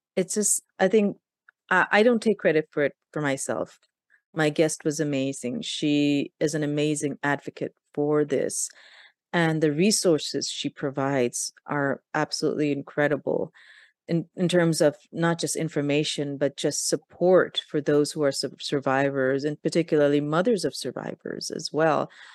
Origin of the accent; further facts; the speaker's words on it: Pakistan; I'm from Pakistan